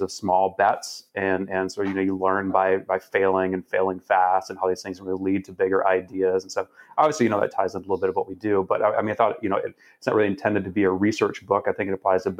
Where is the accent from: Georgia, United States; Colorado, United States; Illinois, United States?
Georgia, United States; Atlanta; I grew up in Atlanta